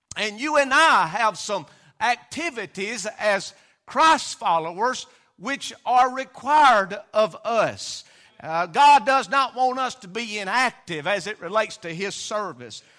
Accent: Hurricane, United States; I was raised in the Hurricane community

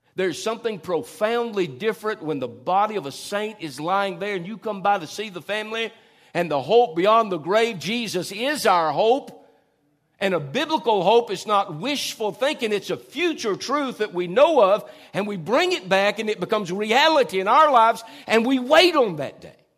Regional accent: Tupelo, Mississippi, United States; also born or lived in Norfolk, Virginia; we came from Norfolk, Virginia to Tupelo, Mississippi

